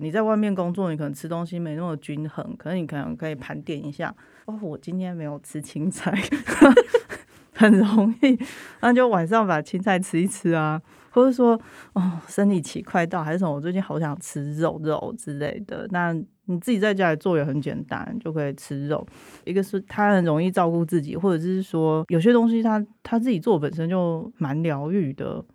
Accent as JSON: {"language": "Chinese", "region": "central Taiwan", "country": "Taiwan", "tie": "born or raised there", "said": "我是中部人，我在中部长大"}